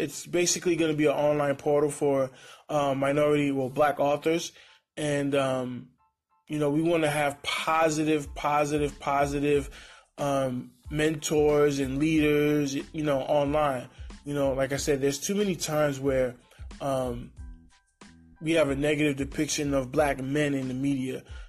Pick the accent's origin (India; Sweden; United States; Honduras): Honduras; There are Black people that are from Latin America, like myself. I'm from Honduras.